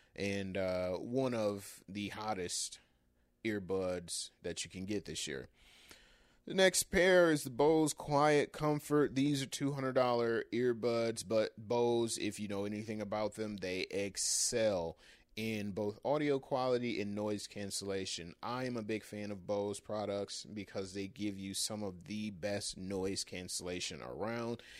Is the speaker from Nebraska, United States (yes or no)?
no; Michigan, United States; My home state of Michigan